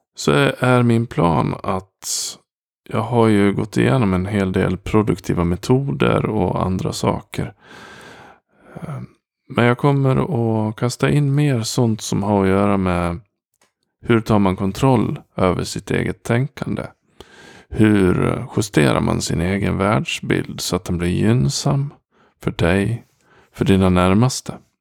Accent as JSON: {"language": "Swedish", "town": "Gagnef", "region": "Dalarna County", "country": "Sweden", "said": "jag kommer från Gagnef"}